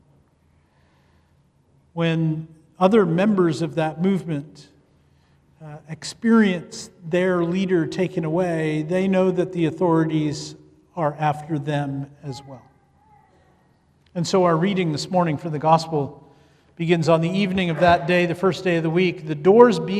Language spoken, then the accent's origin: English; Canada; moved away as an adult; also born or lived in Ethiopia; I grew up in Canada. I am a Canadian